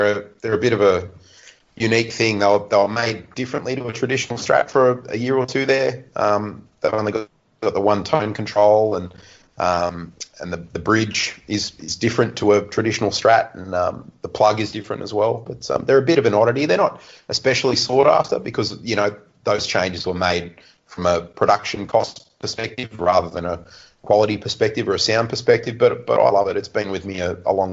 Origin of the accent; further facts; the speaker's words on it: Mudgee, New South Wales, Australia; Mudgee, my hometown